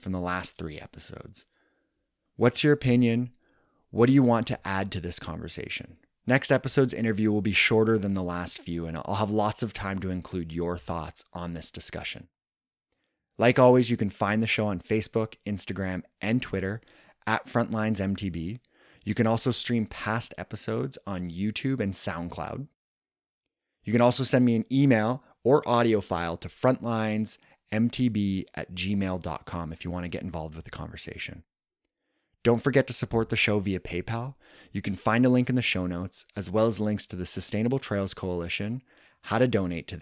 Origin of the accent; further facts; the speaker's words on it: Canada; my home country of Canada